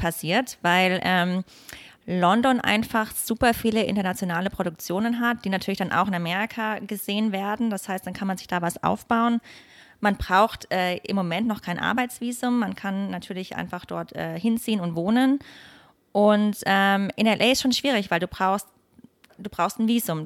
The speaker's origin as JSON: {"language": "German", "town": "Bad Mergentheim", "region": "Baden-Württemberg", "country": "Germany", "tie": "born or raised there", "also_born_or_lived": "Munich, Germany", "moved": "as an adult", "lives_now": "Los Angeles, United States", "said": "Ich bin in Bad Mergentheim geboren und auch erstmal aufgewachsen und bin dann während des Gymnasiums nach München gezogen"}